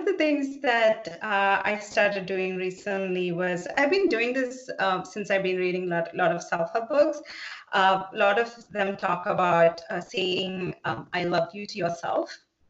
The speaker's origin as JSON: {"language": "English", "region": "South India", "country": "India", "said": "I'm originally from South India, so we eat a lot of cooked vegetables."}